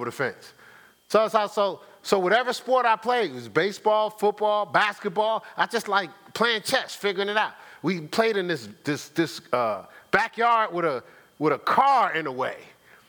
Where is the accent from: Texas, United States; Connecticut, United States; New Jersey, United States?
New Jersey, United States; Newark; I grew up in Newark, New Jersey